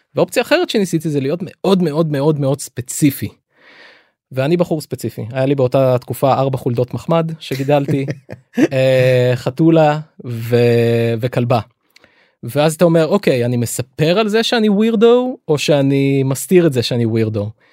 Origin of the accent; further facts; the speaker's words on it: Lod, Central District, Israel; אני את הילדות שלי ביליתי בלוד